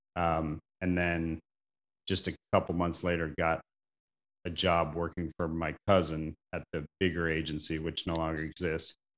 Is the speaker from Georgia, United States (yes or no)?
no; Mesa, Arizona, United States; moved away; also born or lived in Portland; I grew up in Arizona, Mesa, Arizona, about fifteen minutes from Arizona State University